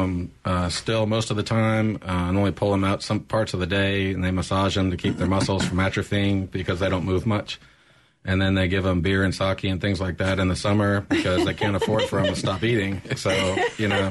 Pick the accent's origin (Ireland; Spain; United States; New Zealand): United States; North Louisiana; moved away as an adult; also born or lived in Hawaii / Italy / Japan / Australia; I was born in Hawaii, grew up in North Louisiana, left to go into the Army after high school